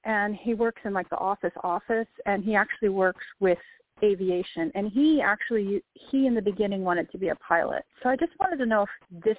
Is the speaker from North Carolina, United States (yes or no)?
no; Florida, United States; moved away; because I'm from Florida